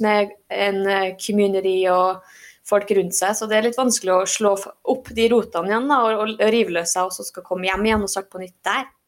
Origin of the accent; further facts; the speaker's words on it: Norway; moved away as an adult; now in Fairbanks, United States; jeg er norsk